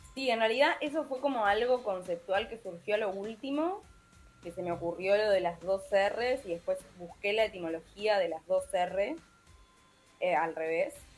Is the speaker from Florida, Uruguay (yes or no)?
no; Montevideo, Uruguay; moved away as an adult; now in Argentina; yo soy de Montevideo, viví toda mi vida ahí